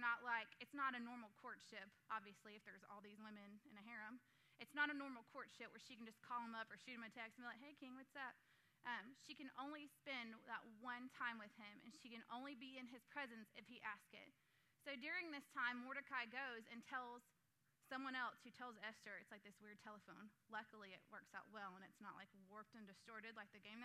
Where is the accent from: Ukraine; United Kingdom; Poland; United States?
United States; I'm from Shelby County